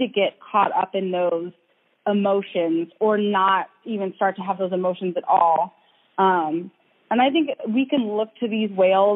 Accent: Ohio, United States; moved away; I also grew up in Ohio

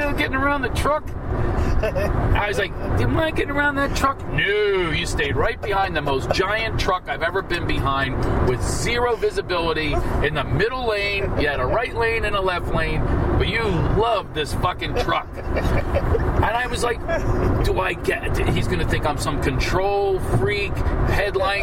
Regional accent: Philadelphia, Pennsylvania, United States; We're both from Philly

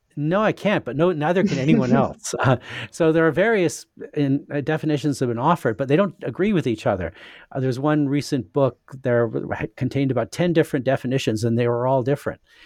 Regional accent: Saskatchewan, Canada; moved away; also born or lived in United States / England; I'm, uh, Canadian. I was born in Saskatchewan in Western Canada, but I've lived a lot of places.

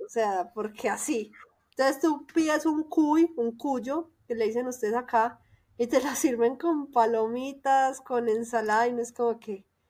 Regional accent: Antioquia, Colombia; accent: paisa; moved away as an adult; now in Mexico City, Mexico; Ese es mi acento

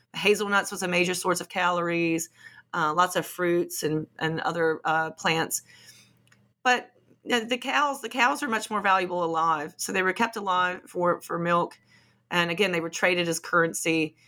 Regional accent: Appalachia, United States; moved away as an adult; now in England, United Kingdom; I'm from Appalachia

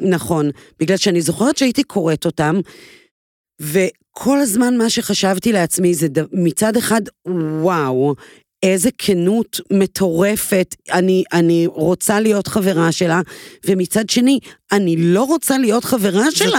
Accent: Israel; אני גדלתי בקיבוץ

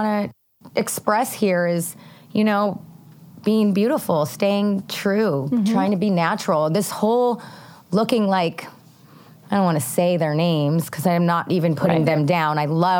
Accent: Hawaii, United States

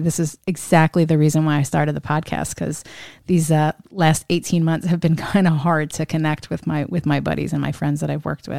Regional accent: Pennsylvania, United States; now in Washington, United States; Tom, you and I grew up in a similar part of the U.S., born and raised in the Pennsylvania state, Commonwealth

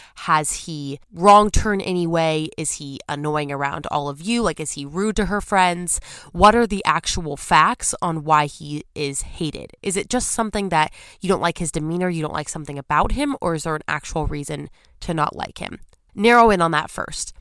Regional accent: California, United States; moved away as an adult; as a Californian

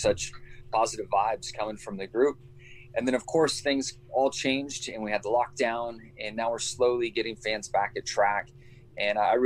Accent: Southern California, United States; moved away; I grew up in Southern California, grew up racing on 2 wheels, racing dirt bikes

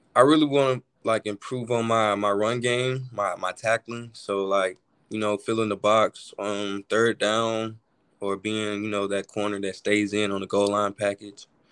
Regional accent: Alabama, United States; growing up in Alabama

